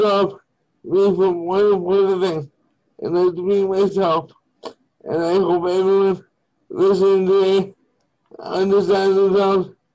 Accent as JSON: {"language": "English", "town": "Winnipegosis", "region": "Manitoba", "country": "Canada", "said": "I am from Winnipegosis, Manitoba."}